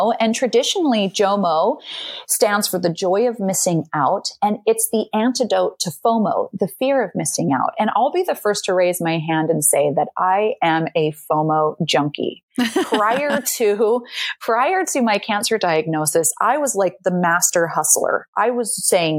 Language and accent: English; Salt Lake City, Utah, United States; moved away as an adult; now in Amsterdam, Netherlands; I grew up and am from Salt Lake City, Utah